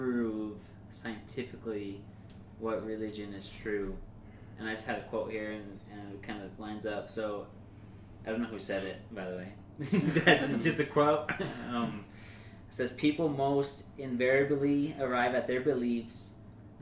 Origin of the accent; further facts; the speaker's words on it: United States; I'm an American too